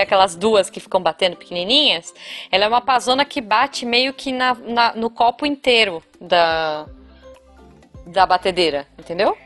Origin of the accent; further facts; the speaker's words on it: Taubaté, São Paulo, Brazil; É, é da, do, de Tabaté, da região que, que da minha família mesmo